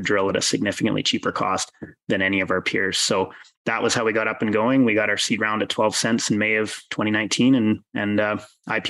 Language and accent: English; Canada; moved away; I'm Canadian originally